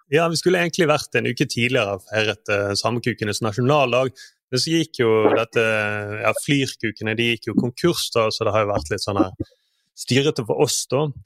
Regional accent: Southern Norway, Norway; som søring

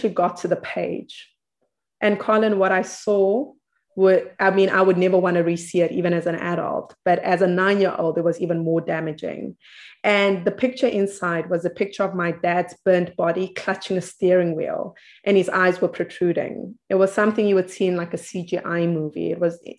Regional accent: South Africa; I come from South Africa, a very interesting place

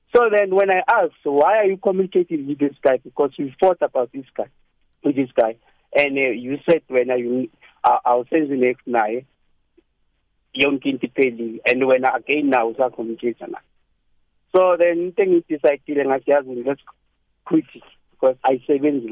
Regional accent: Durban, KwaZulu-Natal, South Africa; I'm from Durban. I'm from Durban.

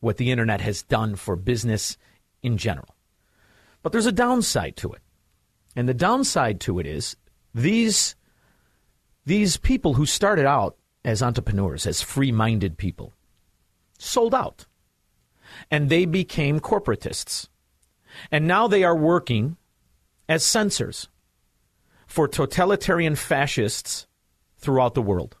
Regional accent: United States; as an American

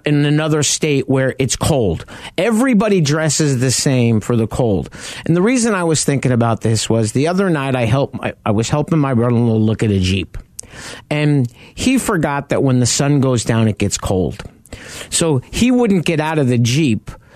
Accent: New York, United States; now in Phoenix, United States; I grew up in New York

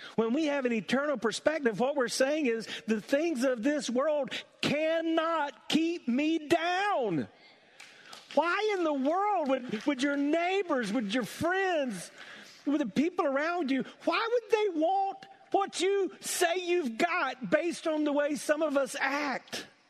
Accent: South Carolina, United States; when I was growing up in South Carolina

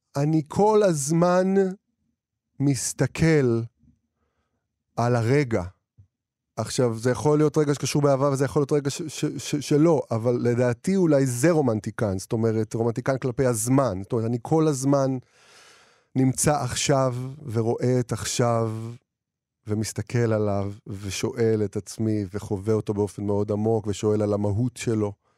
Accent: Israel; now in Tel Aviv, Israel; אני ילד מהפריפריה שגדל והתחיל לכתוב שירים, ואני כותב, ועבר לתל אביב

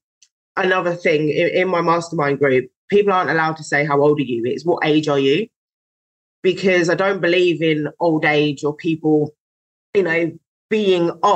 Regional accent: London, United Kingdom; I was born in London. And so I'm used to there being lots of people

